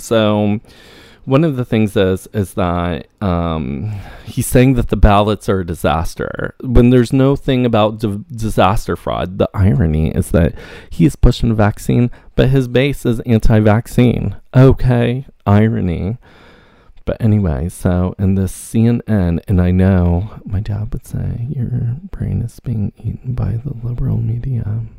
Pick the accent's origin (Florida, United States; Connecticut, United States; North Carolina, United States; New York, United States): New York, United States; I am a New Yorker, and check if I'm registered to vote.